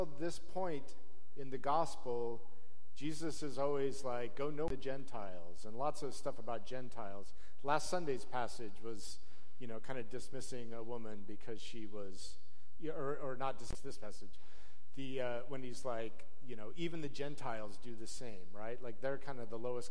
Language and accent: English; Salt Lake City, Utah, United States; I grew up in Salt Lake City, Utah, in an affluent neighborhood